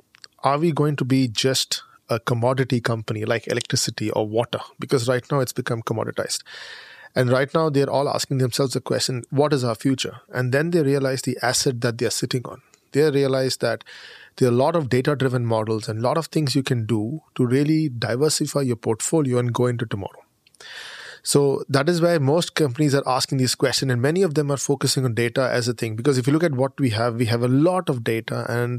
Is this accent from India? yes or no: yes; India; moved away as an adult; now in Germany; I'm Indian.